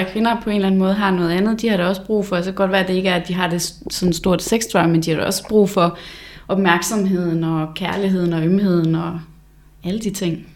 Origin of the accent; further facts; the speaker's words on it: Blokhus, North Denmark Region, Denmark; fra Blokhus, hvor jeg kommer fra.